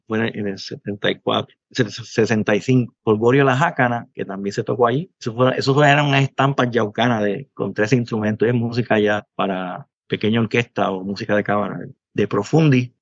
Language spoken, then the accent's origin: Spanish; Ciales, Puerto Rico; also born or lived in Manatí; yo soy del pueblo de Ciales, aunque nací en Manatí